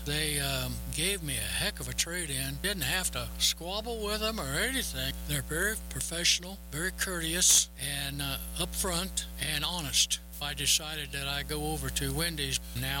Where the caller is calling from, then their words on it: Arapahoe, Oklahoma, United States; from Arapahoe, Oklahoma.